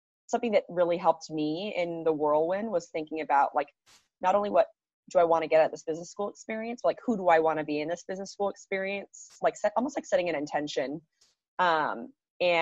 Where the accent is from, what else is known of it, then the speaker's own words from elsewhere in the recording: California, United States; I'm from California.